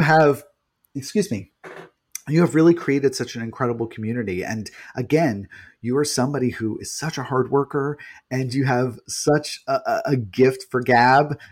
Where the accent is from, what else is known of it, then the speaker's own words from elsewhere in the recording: New York, United States; I'm from New York